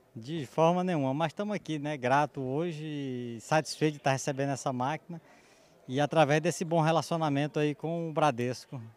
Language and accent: Portuguese; Santa Luzia, Maranhão, Brazil; also born or lived in Bom Jesus das Selvas, Maranhão; nasci aqui na região de Santa Luzia, aqui próximo, acho que uns 170 quilômetros. Uhum. E já moramos aqui em Bom Jesus das Selvas há mais de 40.